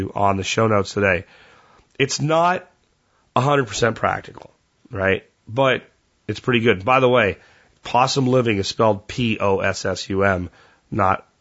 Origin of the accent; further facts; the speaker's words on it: Pennsylvania, United States; moved away; growing up in Pennsylvania, even though I grew up there in the 80s